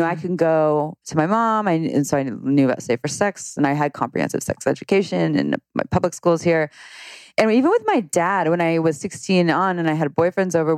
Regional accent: Santa Cruz, California, United States; I grew up in Santa Cruz

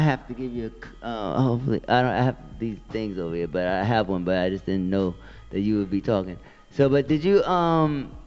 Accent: New York City, New York, United States; I'm from the BX.

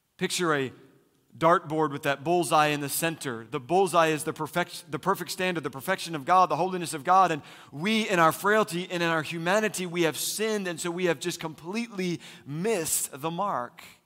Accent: Philadelphia, Pennsylvania, United States; now in Phoenix, United States; I'm from Philly

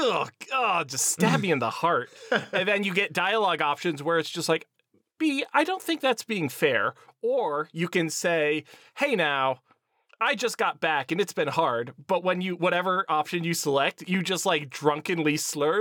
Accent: Erie, Pennsylvania, United States; my hometown is Erie, Pennsylvania, uh, right next to Lake Erie

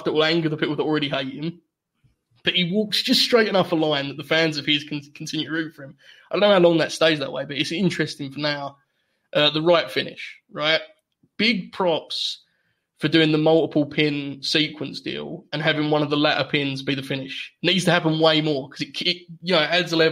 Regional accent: England, United Kingdom; as an Englishman

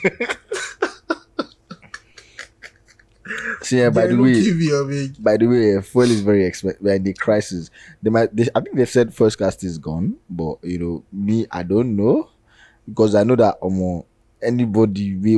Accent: Nigeria; As a Nigerian

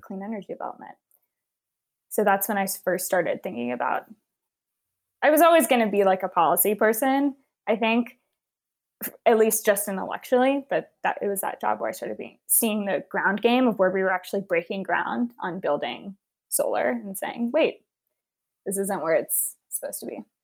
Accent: Houston, Texas, United States; I grew up in Houston, Texas.

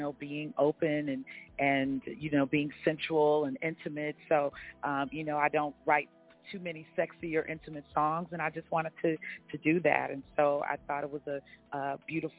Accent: Dallas, Texas, United States; now in Brooklyn, New York, United States; I am currently calling from Dallas, Texas, which is my hometown.

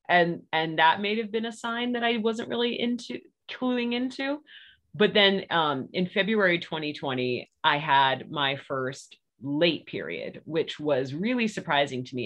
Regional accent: Virginia, United States; moved away as an adult; now in Murfreesboro, United States; I'm from Virginia, but we have been in Tennessee for 10 years

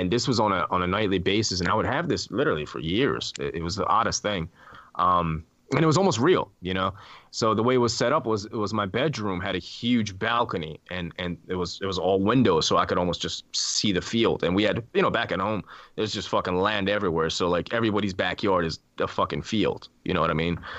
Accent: Iran; born there; I was born in Iran

